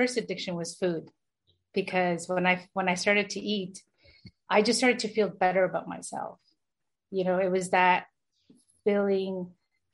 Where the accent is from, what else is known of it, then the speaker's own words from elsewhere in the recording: Toronto, Ontario, Canada; I was born in Toronto, Toronto, Canada. I was brought up in Toronto as well